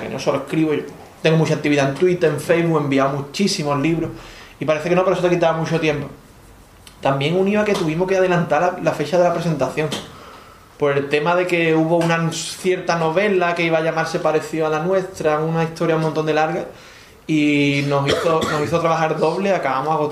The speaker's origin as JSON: {"language": "Spanish", "town": "Valladolid", "region": "Castile and León", "country": "Spain", "said": "yo soy de aquí de Valladolid"}